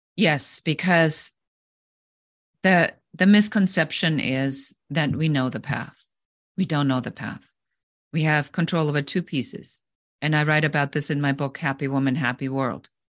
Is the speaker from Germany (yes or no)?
yes; Germany; moved away as an adult; now in United States; I'm originally from Germany